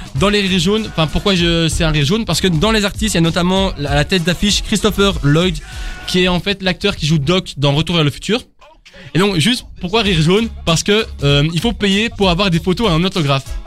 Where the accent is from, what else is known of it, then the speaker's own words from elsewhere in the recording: Brussels, Brussels-Capital Region, Belgium; je, viens de Bruxelles